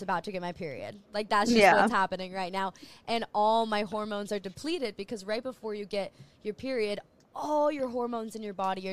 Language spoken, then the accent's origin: English; Maui, Hawaii, United States; moved away as an adult; I am in Hawaii. So I am born and raised on the island of Maui, and I moved away for a couple of years